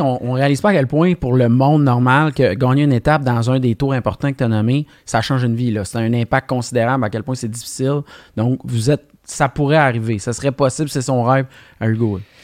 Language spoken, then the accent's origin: French; Alma, Quebec, Canada; on est originaire de Alma.